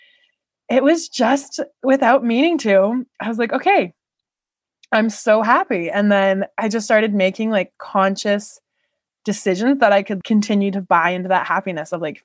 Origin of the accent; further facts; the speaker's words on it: Canada; I am Canadian.